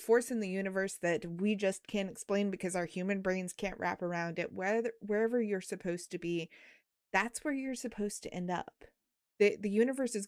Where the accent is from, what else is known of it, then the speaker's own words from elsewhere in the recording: Northern New Mexico, United States; growing up in Northern New Mexico